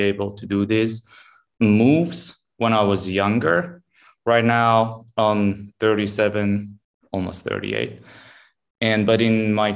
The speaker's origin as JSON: {"language": "English", "town": "Tehran", "region": "Tehran Province", "country": "Iran", "tie": "born or raised there", "also_born_or_lived": "Dubai / New York / Miami / Los Angeles", "moved": "yes", "said": "born and raised in Tehran, Iran"}